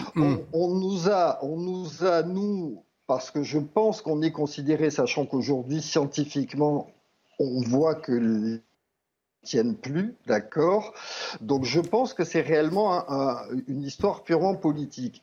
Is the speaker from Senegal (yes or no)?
no; France; moved away as an adult; also born or lived in Italy; c'est mon pays, j'y ai travaillé pendant 25 ans, je suis... Euh, je suis français